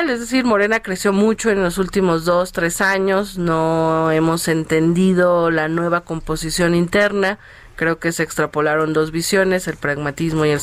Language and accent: Spanish; Iztacalco, Mexico City, Mexico; yo fui, em, yo soy de Iztacalco, él fue candidato allá